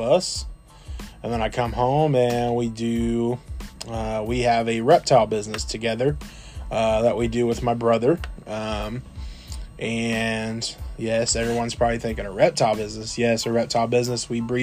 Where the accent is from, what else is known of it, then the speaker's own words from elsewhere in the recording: Southern Illinois, United States; We are from Southern Illinois, so we're a little small town, in a small town